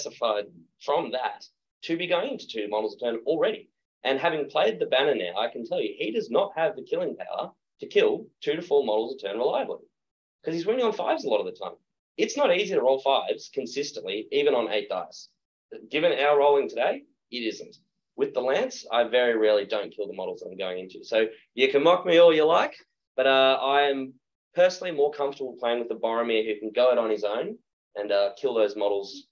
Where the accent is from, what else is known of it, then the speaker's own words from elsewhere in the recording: Australia; I'm an Australian